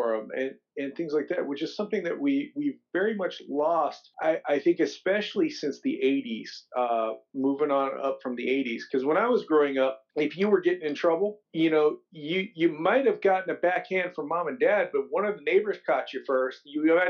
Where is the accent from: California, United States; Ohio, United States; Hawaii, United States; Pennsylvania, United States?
Ohio, United States; I grew up in Ohio